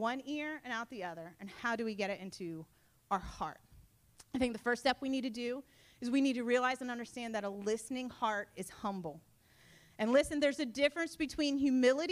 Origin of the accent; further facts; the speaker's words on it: Sussex County, Delaware, United States; I am a true Sussex County bumpkin. I grew up in Sussex County. I was born and raised between the beach and the farm